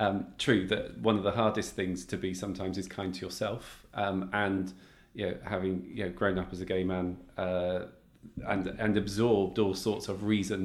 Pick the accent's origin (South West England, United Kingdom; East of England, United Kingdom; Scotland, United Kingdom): South West England, United Kingdom; also born or lived in London; You talked about Australia, Sydney, and I grew up in Cornwall